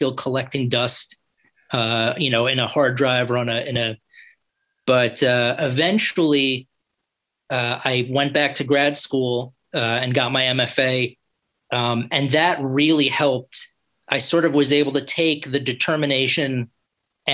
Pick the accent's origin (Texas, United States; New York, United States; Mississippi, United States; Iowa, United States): New York, United States; New York City; moved away as an adult; also born or lived in New Orleans; originally I'm from New York City, so I think I moved back to New York City when I graduated